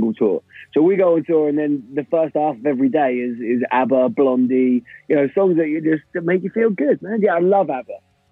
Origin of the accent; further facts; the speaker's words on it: London, United Kingdom; moved away as an adult; now in Brighton, United Kingdom; I'm from East London.